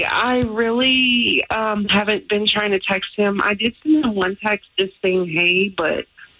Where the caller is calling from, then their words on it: Windermere, Florida, United States; Hi, I'm from Windermere.